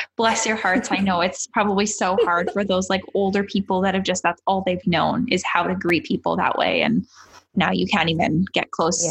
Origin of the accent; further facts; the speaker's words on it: Canada; as a Canadian